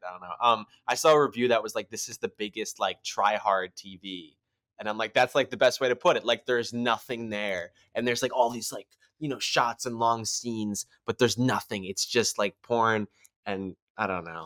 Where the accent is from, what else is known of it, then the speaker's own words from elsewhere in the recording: United States; We're Americans